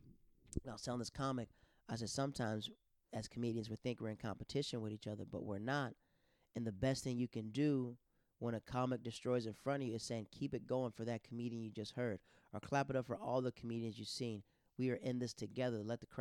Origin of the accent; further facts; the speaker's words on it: Tampa, Florida, United States; we're all from Tampa